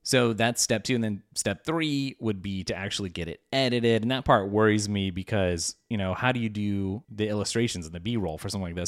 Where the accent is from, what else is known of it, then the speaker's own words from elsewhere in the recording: United States; as an American